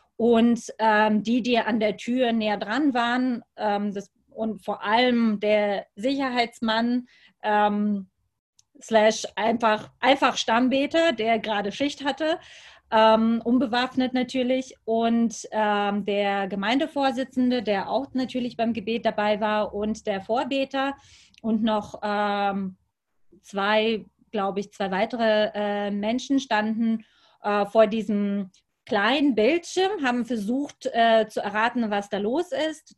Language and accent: German; Lübeck, Schleswig-Holstein, Germany; und auch in Lübeck, in meiner Heimatstadt